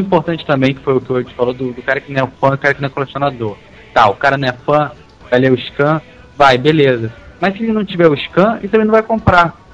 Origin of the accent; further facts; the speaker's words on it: Brazil; a gente é brasileiro